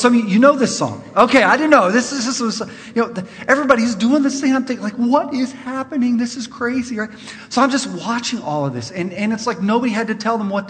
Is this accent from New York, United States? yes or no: no; California, United States; I'm from California